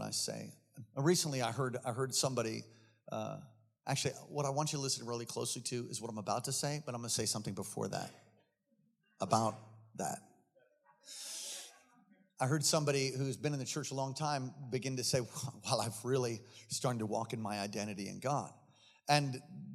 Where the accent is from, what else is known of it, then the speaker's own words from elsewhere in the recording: East Coast, United States; I'm from the East Coast